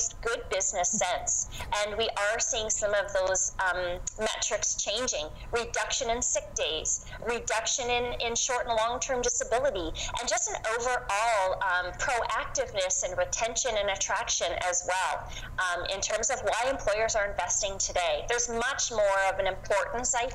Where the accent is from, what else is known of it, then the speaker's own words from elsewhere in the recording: the Maritimes, Canada; moved away as an adult; now in London, Canada; I moved to London from the East Coast. I'm a Maritimer in 2001